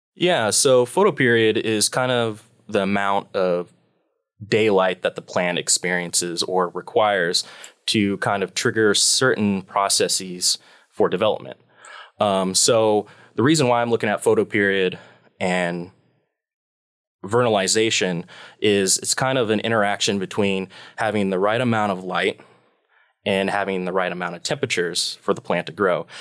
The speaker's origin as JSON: {"language": "English", "town": "Beatrice", "region": "Nebraska", "country": "United States", "tie": "born or raised there", "also_born_or_lived": "Hawaii / Washington", "moved": "as an adult", "lives_now": "Pullman, United States", "said": "I grew up in a small farm town in Nebraska, um, called Beatrice"}